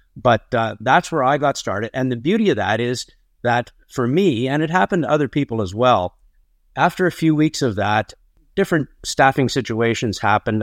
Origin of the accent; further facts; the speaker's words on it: Barrie, Ontario, Canada; I was born on a farm outside of Barrie, Ontario.